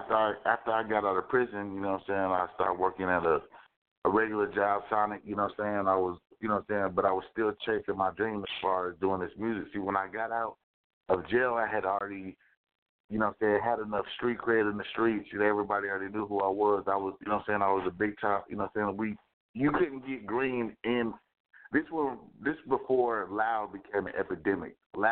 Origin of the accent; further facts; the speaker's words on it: Killeen, Texas, United States; also born or lived in Syracuse, New York; you know what I'm saying. I was born in Syracuse, New York. I was military transferred, basically. You know, I'm a military brat, so I end up going to Killeen, Texas